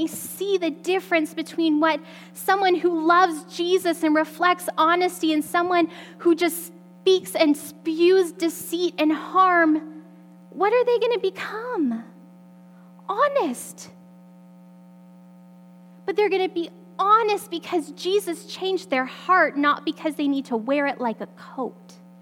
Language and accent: English; Alberta, Canada; I grew up in Alberta